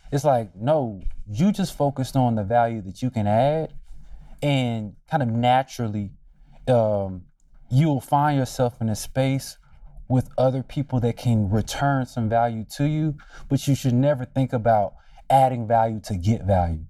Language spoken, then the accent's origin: English; Durham, North Carolina, United States; moved away as an adult; also born or lived in Washington, D.C.; growing up in Durham